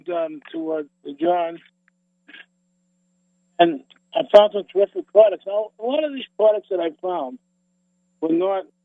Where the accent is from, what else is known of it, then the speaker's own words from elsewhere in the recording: East Coast, United States; I'm from the East